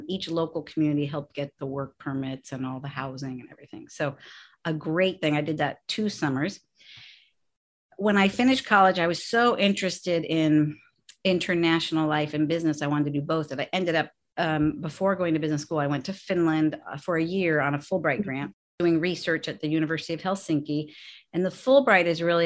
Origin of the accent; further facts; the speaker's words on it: San Francisco, California, United States; So I'm born and raised in San Francisco, and my mom, who's 87, still lives in the house that I grew up